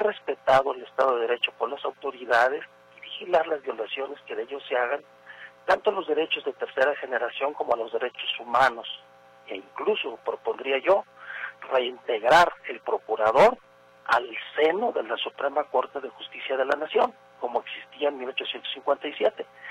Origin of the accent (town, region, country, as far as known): Mexico